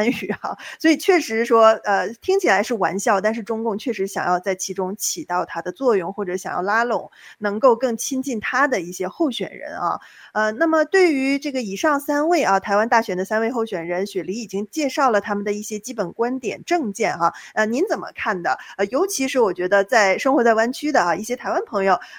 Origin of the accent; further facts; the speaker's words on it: China; moved away as an adult; now in United States; 作为大陆人啊，就比如说像丁月这样的，我在大陆出生长大的，